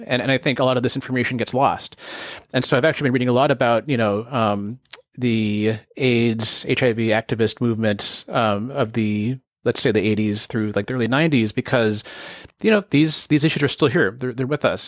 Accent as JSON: {"language": "English", "area": "Bay Area", "region": "California", "country": "United States", "tie": "born or raised there", "said": "I grew up in the Bay Area"}